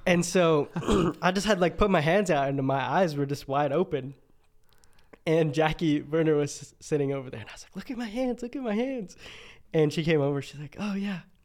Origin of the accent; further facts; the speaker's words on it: Montana, United States; moved away as an adult; now in Boise, United States; I'm from Montana originally